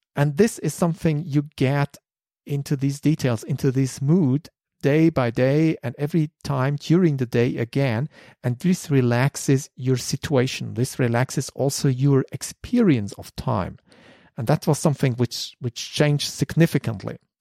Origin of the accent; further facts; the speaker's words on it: Germany; English is a second language; I'm German